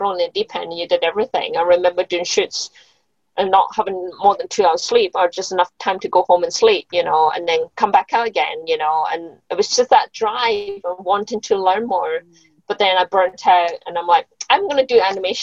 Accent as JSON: {"language": "English", "region": "Scotland", "country": "United Kingdom", "tie": "born or raised there", "moved": "yes", "said": "I grew up in Scotland"}